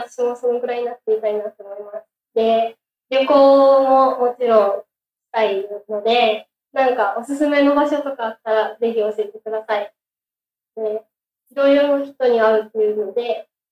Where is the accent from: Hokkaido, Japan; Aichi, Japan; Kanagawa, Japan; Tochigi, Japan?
Aichi, Japan; moved away; 出身は愛知県の宇都宮市です